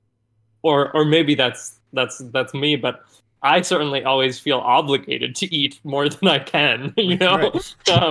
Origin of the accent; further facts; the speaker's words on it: New Hampshire, United States; I grew up in New Hampshire.